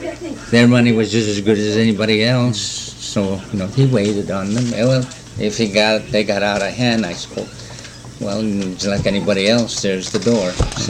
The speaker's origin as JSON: {"language": "English", "town": "Fairbanks", "region": "Alaska", "country": "United States", "tie": "born or raised there", "also_born_or_lived": "Kotzebue, Alaska", "said": "Then we came back over here in 1945, and so I've been living here since then."}